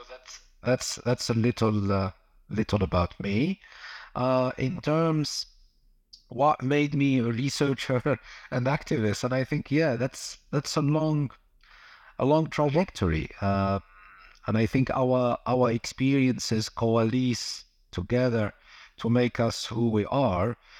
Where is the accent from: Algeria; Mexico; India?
Algeria; moved away; also born or lived in London / Amsterdam; I'm originally from Algeria